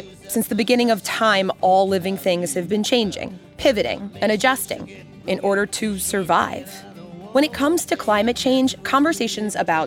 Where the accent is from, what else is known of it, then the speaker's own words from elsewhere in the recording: New York City, New York, United States; I grew up in Manhattan Beach, Brooklyn.